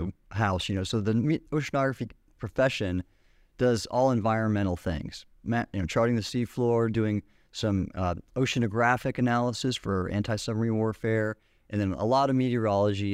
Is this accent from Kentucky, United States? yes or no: no; Southern California, United States; moved away; growing up in Southern California